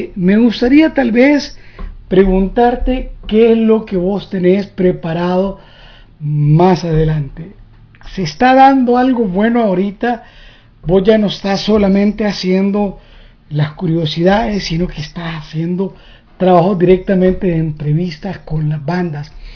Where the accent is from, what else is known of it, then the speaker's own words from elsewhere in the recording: El Salvador; now in United States; como un salvadoreño viviendo en Estados Unidos